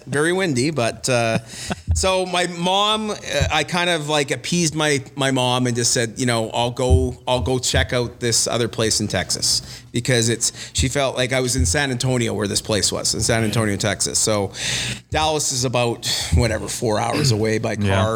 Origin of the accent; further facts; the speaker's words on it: Winnipeg, Manitoba, Canada; also born or lived in Los Angeles; I grew up in Winnipeg